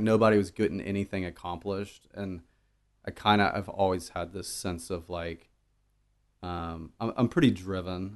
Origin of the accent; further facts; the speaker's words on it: Dallas, Texas, United States; I grew up in Dallas